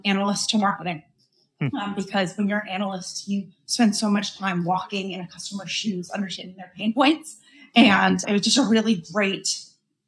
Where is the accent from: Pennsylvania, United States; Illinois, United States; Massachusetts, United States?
Massachusetts, United States; Boston; I'm from Boston